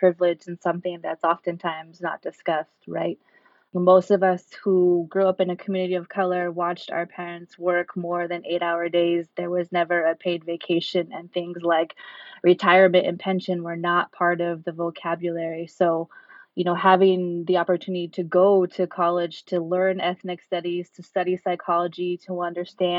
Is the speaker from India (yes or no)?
no; Sacramento, California, United States; moved away as an adult; also born or lived in Bay Area; now in Salinas, United States; born and raised in Sacramento